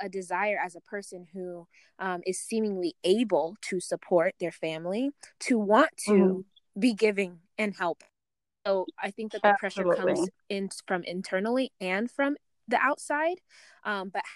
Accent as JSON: {"language": "English", "country": "Uganda", "said": "I come from Uganda, so I'm in East Africa too"}